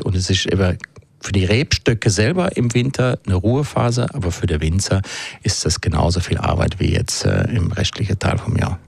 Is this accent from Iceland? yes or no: no; Switzerland; bei uns in der Schweiz